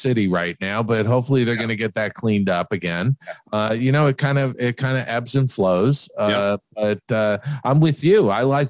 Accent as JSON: {"language": "English", "region": "New York", "country": "United States", "tie": "born or raised there", "said": "I grew up in New York."}